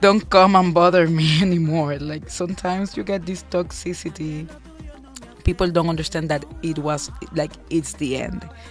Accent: Havana, Cuba; I was born in Cuba

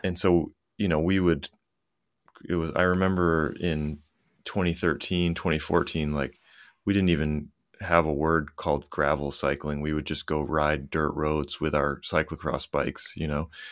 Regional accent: Lewiston, Maine, United States; I grew up in Lewiston, Maine, which is, um, about thirty miles north of Portland, Maine.

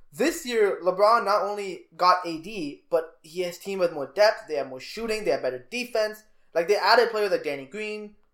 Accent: Canada; We're Canadian.

